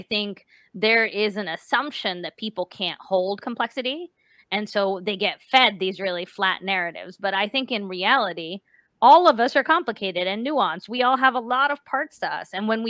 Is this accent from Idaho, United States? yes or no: no; West Virginia, United States; moved away as an adult; For as long as I lived in West Virginia, actually, at this point, believe it or not. I was born there. I lived there all the way through high school.